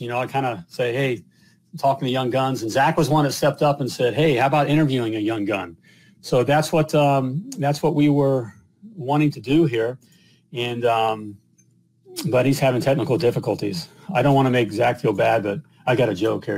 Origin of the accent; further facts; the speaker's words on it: Dayton, Ohio, United States; Now I'm from Dayton, Ohio